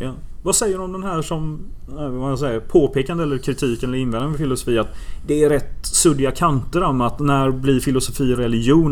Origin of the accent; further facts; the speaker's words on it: Gothenburg, Västra Götaland, Sweden; ute i Göteborg där jag växte upp